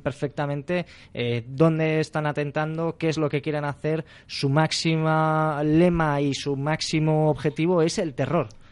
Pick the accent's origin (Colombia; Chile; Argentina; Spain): Spain; Catalonia; como, como, catalán, como español